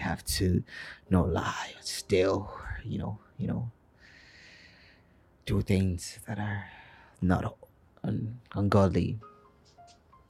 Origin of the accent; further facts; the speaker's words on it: Nigeria; now in Lagos, Nigeria; being a Nigerian and living in Lagos especially